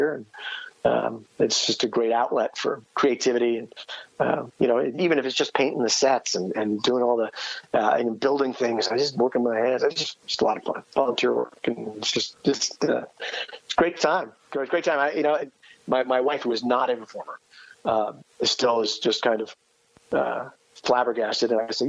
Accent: East Coast, United States; now in Manhattan, Kansas, United States; I'm from the East Coast originally

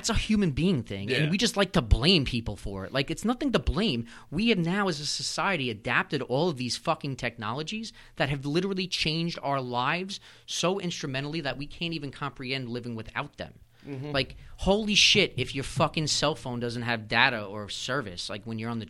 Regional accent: Wantagh, New York, United States; also born or lived in Bellmore, New York; I'm South Shore. I grew up in Wanto. I live in Belmore.

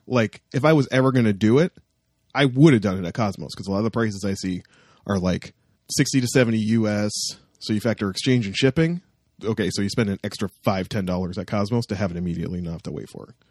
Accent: Toronto, Ontario, Canada; I'm from Toronto

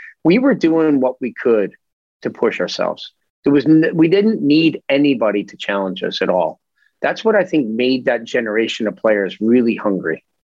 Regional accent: Kearney, New Jersey, United States; I think it was probably a consistently challenging experience. I think you were always being tested in Kearney.

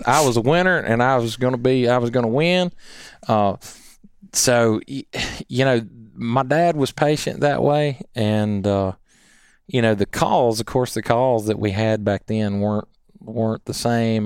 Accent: Columbia, United States; growing up in Columbia

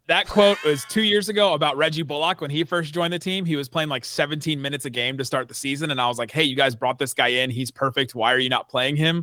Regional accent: Cincinnati, Ohio, United States; now in Dallas, United States; I grew up in Cincinnati

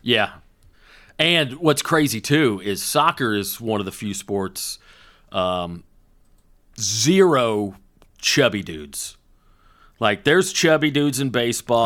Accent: Woodstock, Georgia, United States; Little League soccer in my hometown.

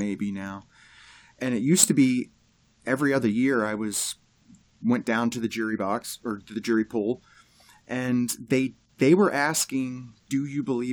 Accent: Maryland, United States; I was born in Maryland

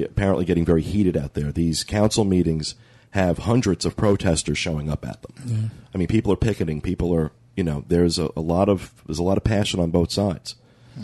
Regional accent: New Jersey, United States

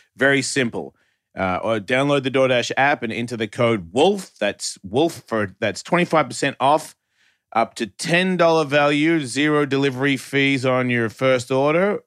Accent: Australia; I'm from Australia.

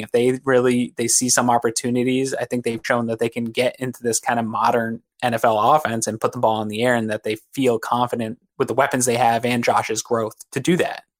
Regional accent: Connecticut, United States; moved away as an adult; also born or lived in Maine; now in Buffalo, United States; I grew up in New England. uh, in Connecticut

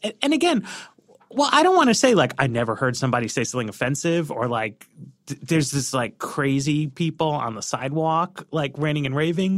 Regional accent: United States; I grew up in the United States of America as a Jewish person

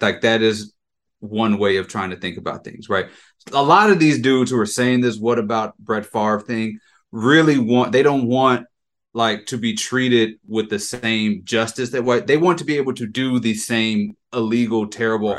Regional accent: Jackson, Mississippi, United States; I'm from Jackson I'm from Mississippi

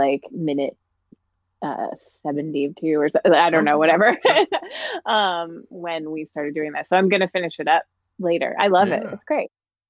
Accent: Virginia, United States; But I grew up in Virginia and I, and there was a lot of, … in my like childhood and like some of my happy memories.

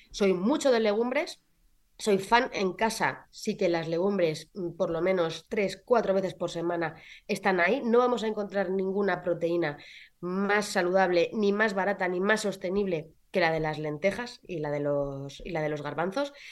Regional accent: Castilla-La Mancha, Spain; Yo, como soy manchega, pues muy, muy de los productos de mi tierra.

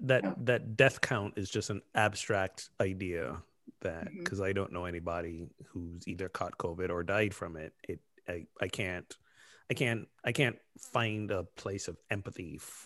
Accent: United States; We're so American.

